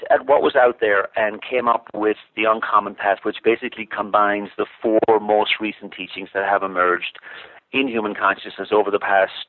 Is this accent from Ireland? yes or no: yes; Ireland; moved away as an adult; now in United States; I was born in Ireland, as you as you mentioned, and um, you know, went to went to high school and college there